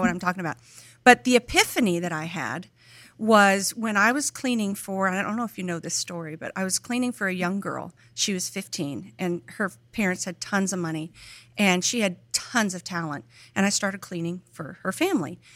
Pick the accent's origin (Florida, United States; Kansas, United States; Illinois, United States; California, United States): California, United States; between LA and Bakersfield; born or raised there; also born or lived in Oklahoma; now in Tennessee, United States